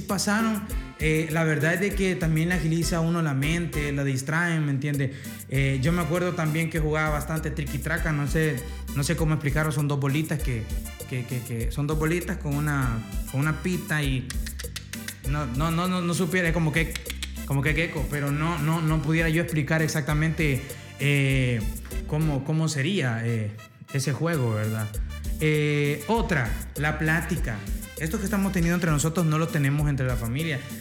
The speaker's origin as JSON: {"language": "Spanish", "country": "El Salvador"}